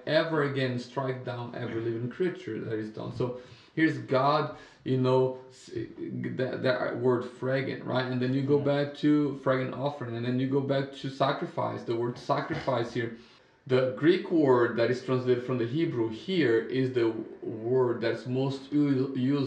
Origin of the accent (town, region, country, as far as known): Brazil; English is a second language; moved away as an adult; now in United States